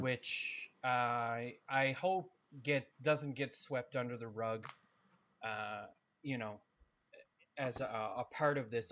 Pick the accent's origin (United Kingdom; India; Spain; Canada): Canada